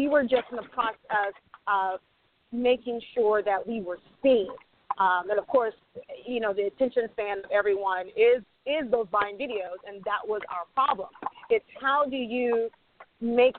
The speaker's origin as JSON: {"language": "English", "region": "the South", "country": "United States", "tie": "born or raised there", "also_born_or_lived": "New York", "moved": "yes", "lives_now": "Los Angeles, United States", "said": "I grew up in the South"}